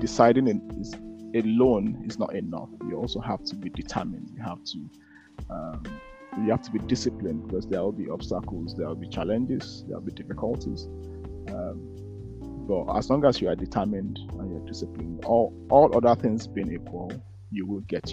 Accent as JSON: {"language": "English", "country": "Nigeria", "tie": "born or raised there", "moved": "yes", "lives_now": "Edinburgh, United Kingdom", "said": "when I was growing up in Nigeria"}